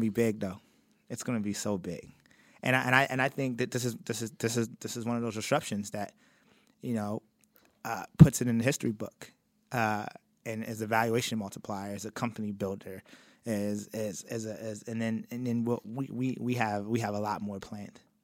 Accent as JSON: {"language": "English", "town": "Baltimore", "region": "Maryland", "country": "United States", "also_born_or_lived": "Cincinnati", "said": "I was from Baltimore also"}